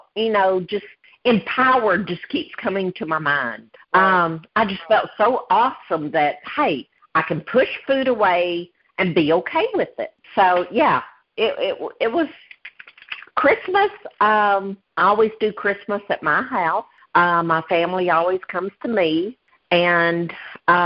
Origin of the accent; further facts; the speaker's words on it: the South, United States; accent: thick Southern; As you can tell, I am from the South. I have a very thick Southern accent.